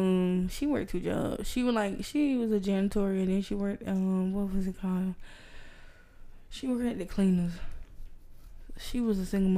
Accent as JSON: {"language": "English", "town": "Roberta", "region": "Georgia", "country": "United States", "said": "I'm from Roberta. They ain't never cooked that shit like that."}